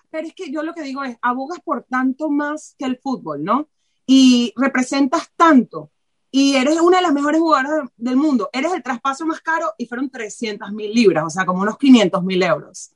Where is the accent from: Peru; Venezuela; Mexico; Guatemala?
Venezuela; now in Barcelona, Spain; yo como venezolana